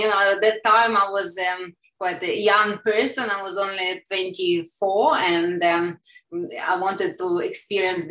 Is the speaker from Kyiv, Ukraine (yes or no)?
no; Poltava, Poltava Oblast, Ukraine; moved away as an adult; also born or lived in New Zealand; now in Australia; I was born in Poltava and raised there